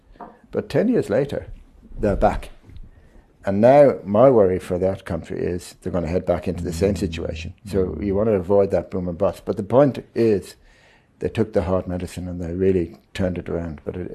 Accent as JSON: {"language": "English", "town": "Dublin", "region": "Leinster", "country": "Ireland", "tie": "born or raised there", "moved": "as an adult", "lives_now": "Zimbabwe", "said": "So I was born in Dublin, in Ireland, and I grew up there."}